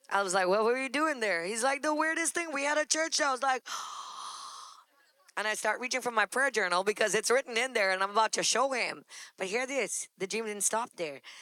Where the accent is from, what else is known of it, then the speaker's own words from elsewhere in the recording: Trinidad & Tobago; moved away as an adult; also born or lived in Texas; now in New York, United States; We're finally in a place in an immigrant country because we come from Trinidad